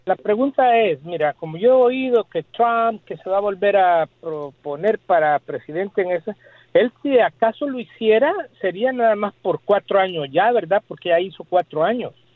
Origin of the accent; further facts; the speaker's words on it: El Salvador; now in United States; yo soy del Salvador. Tú sabes que en El Salvador hubo una guerra, Y yo estuve viviendo allá en tiempo de la guerra